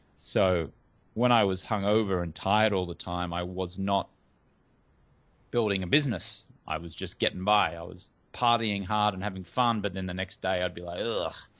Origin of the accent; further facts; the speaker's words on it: Australia; moved away as an adult; now in Hollywood, United States; I grew up in Australia